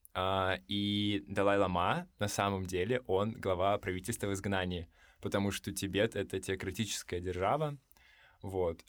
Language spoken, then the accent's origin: Russian; Buryatia, Russia; я из Бурятии